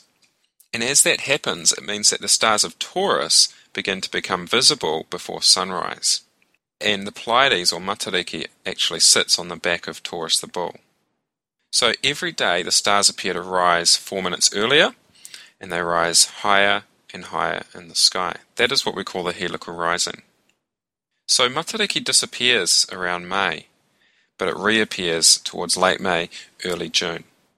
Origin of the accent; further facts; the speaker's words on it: New Zealand; I'm from New Zealand, born and raised